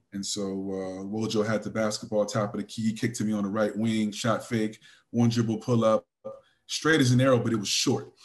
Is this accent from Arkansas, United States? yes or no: no; California, United States; I'm from California